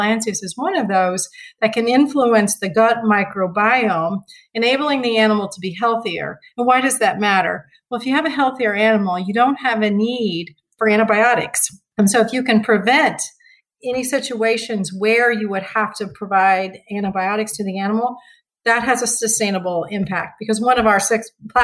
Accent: Parke County, Indiana, United States; moved away; also born or lived in northern Missouri; the farm I grew up on was in Indiana, and my mother still lives there today.

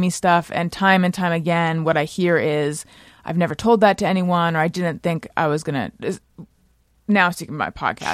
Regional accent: Orange County, California, United States; moved away as an adult; also born or lived in Oakland / New York City; now in Los Angeles, United States; I was from Orange County

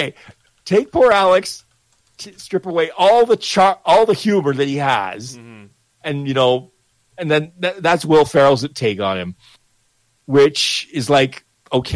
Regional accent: Canada; I'm Canadian

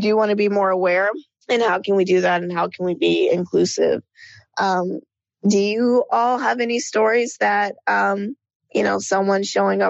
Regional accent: Marietta, Georgia, United States; moved away as an adult; also born or lived in New York / Los Angeles; I come from Marietta, Georgia, which is right outside of Atlanta

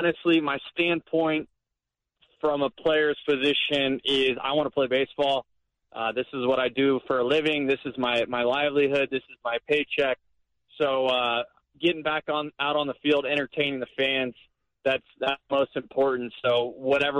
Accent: Florida, United States; I'm from Florida originally. My wife and I, we live in Florida.

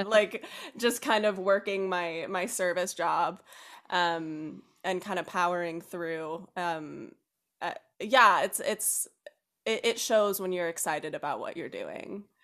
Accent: North Carolina, United States; moved away as an adult; moved down to North Carolina, where I learned to drive and went through high school. Um, so that's kinda what I consider my hometown.

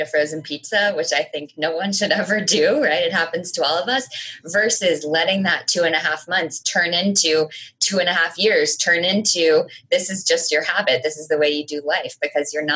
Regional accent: United States; I am American

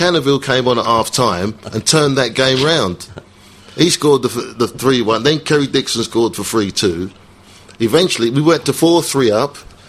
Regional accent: London, United Kingdom; I actually come from Islington.

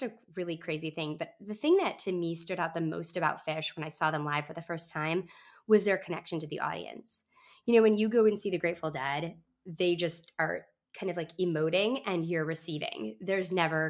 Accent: Grand Rapids, Michigan, United States; moved away; It was Grand Rapids, Michigan, my hometown where I grew up

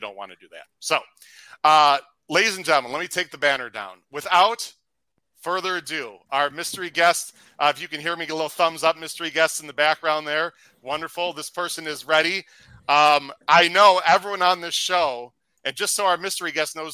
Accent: Chicago, Illinois, United States; I'm from the Chicago area.

